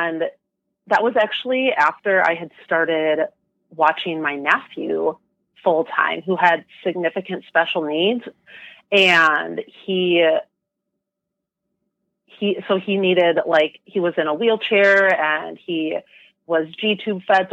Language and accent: English; Wisconsin, United States; also born or lived in Michigan; I was born and raised in Wisconsin